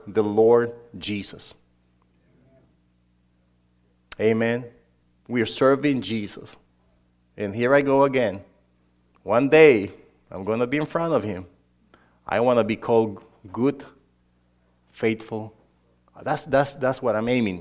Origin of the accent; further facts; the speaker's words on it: Honduras; English is a second language; moved away; this guy from Honduras ended up being a preacher there